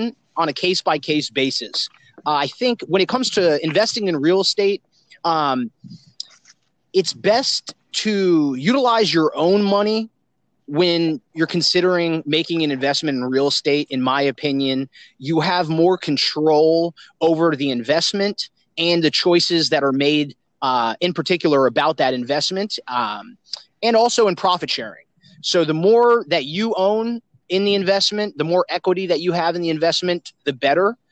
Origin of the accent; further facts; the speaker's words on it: South Florida, United States; I'm a local Floridian born and raised in South Florida